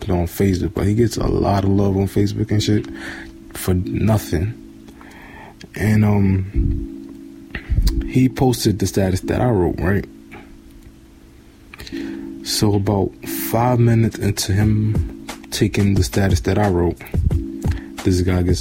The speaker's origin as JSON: {"language": "English", "town": "New York City", "region": "New York", "country": "United States", "tie": "born or raised there", "said": "I'm from Bed-Stuy, Brooklyn. I grew up on Vernon Ave between Troop and Tompkins."}